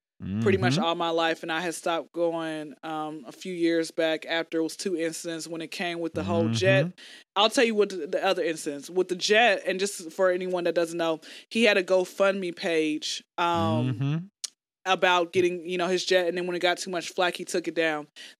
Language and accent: English; Atlanta, Georgia, United States